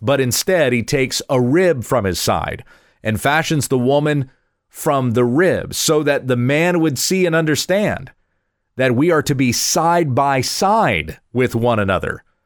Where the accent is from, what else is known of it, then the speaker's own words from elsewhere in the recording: the South, South Carolina, United States; I grew up in the South. I went to churches in South Carolina when I was a kid